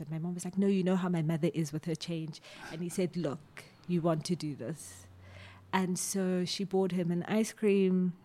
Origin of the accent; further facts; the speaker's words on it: Johannesburg, Gauteng, South Africa; also born or lived in Sebokeng; I'm born and bred in Johannesburg